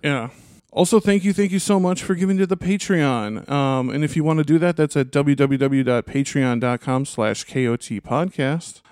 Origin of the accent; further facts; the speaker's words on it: Minnesota, United States; as a Minnesotan